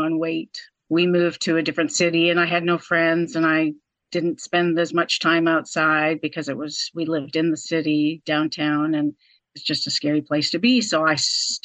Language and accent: English; Vancouver, British Columbia, Canada; moved away as an adult; now in North Carolina, United States; I am originally from Vancouver, Canada. But I married my American husband about 25 years ago and moved to North Carolina